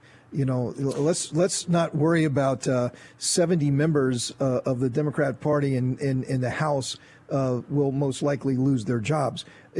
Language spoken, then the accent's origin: English; Columbus, Ohio, United States; the great state of Ohio, my home state. I was born in Columbus at University Hospital, so that makes me a real Buckeye.